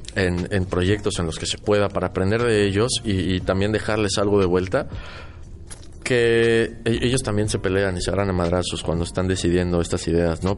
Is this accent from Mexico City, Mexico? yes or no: yes; Mexico City, Mexico; also born or lived in Querétaro; now in Mérida, Mexico; yo nací en la Ciudad de México, viví muchos años en Querétaro. Hace 10 años vivo aquí